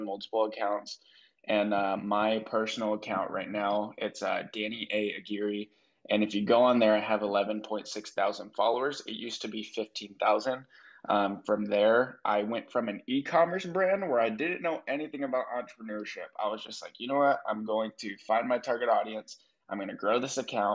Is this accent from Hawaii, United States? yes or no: no; San Diego, California, United States; moved away as an adult; also born or lived in Minot, North Dakota; now in Austin, United States; I grew up in San Diego.